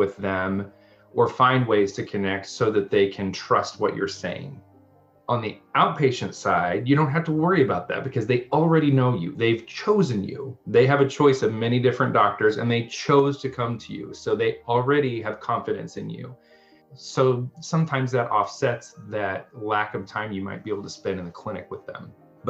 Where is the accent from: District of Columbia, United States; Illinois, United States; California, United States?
Illinois, United States; Central; I'm very Caucasian and I'm from here. So I grew up here in the Central Illinois region.